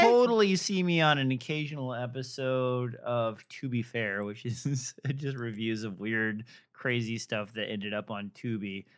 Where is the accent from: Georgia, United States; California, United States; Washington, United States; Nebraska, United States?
Nebraska, United States; moved away; I am from Nebraska